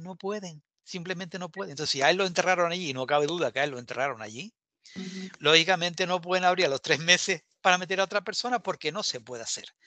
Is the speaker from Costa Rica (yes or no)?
no; Canary Islands, Spain